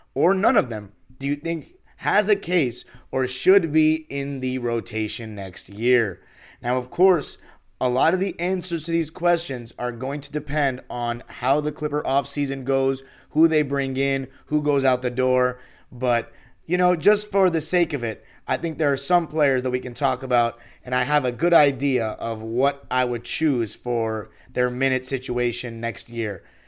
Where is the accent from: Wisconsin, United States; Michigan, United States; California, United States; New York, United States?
California, United States; Los Angeles; born and raised in Los Angeles.